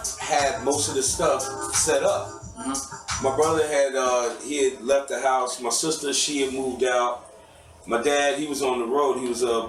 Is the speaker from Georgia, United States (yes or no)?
yes; Atlanta, Georgia, United States; Born and raised in Southwest